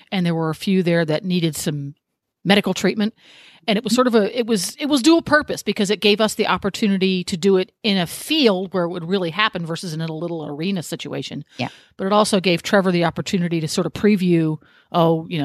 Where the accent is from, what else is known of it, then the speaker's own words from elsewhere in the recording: England, United Kingdom; I am an English girl through and through.